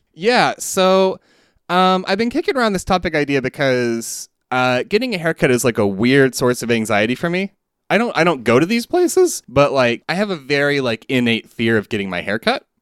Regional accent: Southeast, United States; growing up in the Southeast

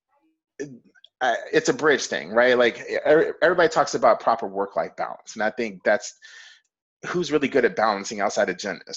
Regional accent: Fort Worth, Texas, United States; I grew up in Fort Worth, Texas

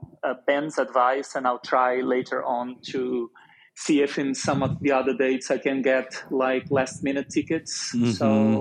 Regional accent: Brazil; now in London, United Kingdom; I'm a Brazilian guy

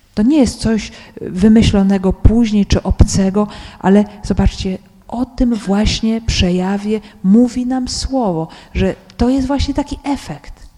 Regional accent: Poland; ja z Polski

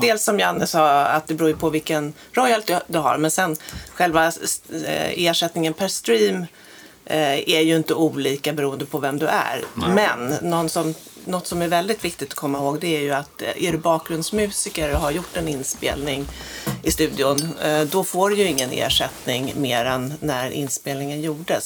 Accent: Sweden; vi är svenskar

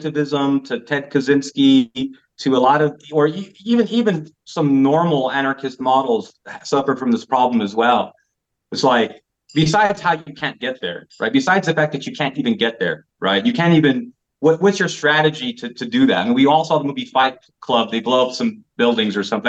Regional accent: United States; moved away as an adult; now in Belgrade, Serbia; as an American

